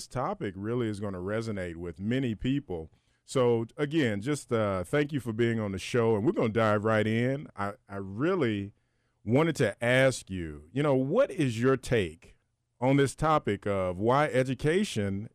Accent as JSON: {"language": "English", "region": "Alabama", "country": "United States", "said": "I'm from Alabama"}